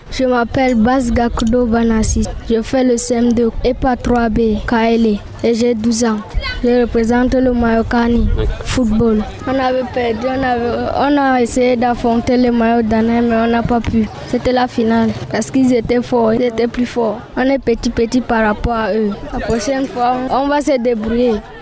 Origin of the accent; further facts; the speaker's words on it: Mayo-Danay, Far North, Cameroon; Je viens de Epemaga 2 Danaï